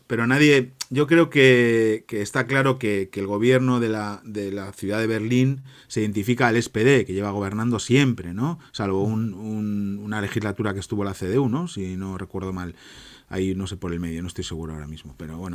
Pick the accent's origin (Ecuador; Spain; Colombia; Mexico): Spain; yo que soy español